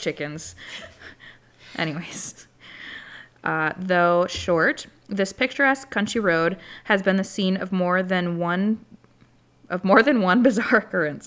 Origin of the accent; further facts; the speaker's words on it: Wisconsin, United States; I'm from Wisconsin